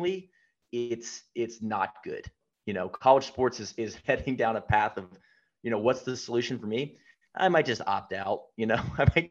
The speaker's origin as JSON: {"language": "English", "town": "Atlanta", "region": "Georgia", "country": "United States", "moved": "yes", "said": "I'm back home in Atlanta, I'm from Atlanta"}